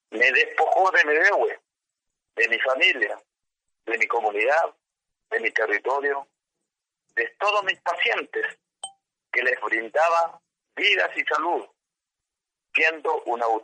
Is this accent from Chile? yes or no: yes; Mapuche territory, Chile; por mi pueblo mapuche, por nuestra creencia espiritual